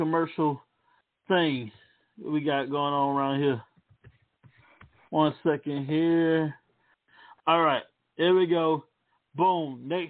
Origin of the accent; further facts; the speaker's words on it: Baton Rouge, Louisiana, United States; to my hometown, Louisiana, and Baton Rouge more specifically.